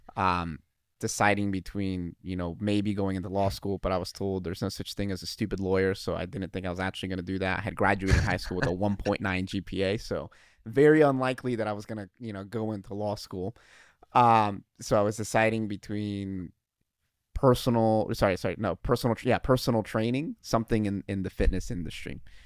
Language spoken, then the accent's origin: English; Dayton, Ohio, United States; moved away as an adult; also born or lived in Toledo, Ohio / Iowa; we're from Dayton, Dayton, Ohio